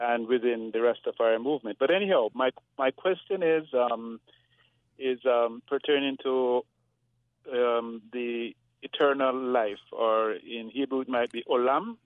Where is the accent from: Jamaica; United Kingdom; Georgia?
Jamaica; now in Hyattsville, United States; I'm from Jamaica